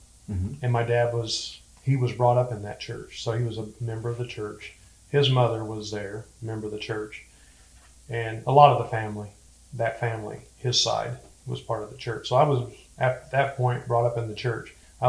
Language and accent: English; Clinton, Illinois, United States; now in Texas; Illinois. Central Illinois.